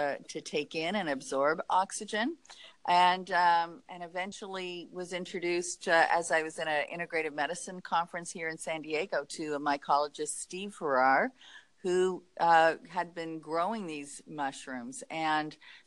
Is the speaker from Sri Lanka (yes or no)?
no; Canada; moved away as an adult; also born or lived in Montreal / Los Angeles / Tahoe; I'm Canadian. I went to McGill University in Montreal